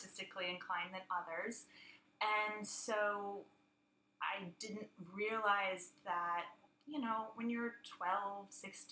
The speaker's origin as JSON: {"language": "English", "town": "San Diego", "region": "California", "country": "United States", "also_born_or_lived": "London", "said": "I'm from San Diego"}